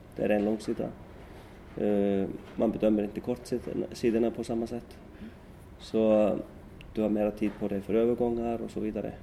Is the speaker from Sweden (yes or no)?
no; Iceland; moved away; hemma i Sticksolmor